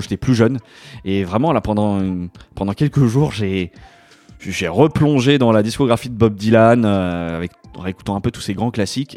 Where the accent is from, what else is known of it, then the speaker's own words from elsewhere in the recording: France; also born or lived in Paris; je suis un petit Français, tu vois, qui vit à Paris